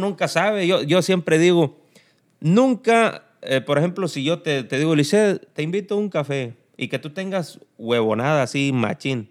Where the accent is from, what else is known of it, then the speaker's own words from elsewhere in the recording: El Tamarindo, Guerrero, Mexico; moved away as an adult; now in United States; El Tamarindo Guerrero, municipio de Cirándaro de los Chávez. De allá mero somos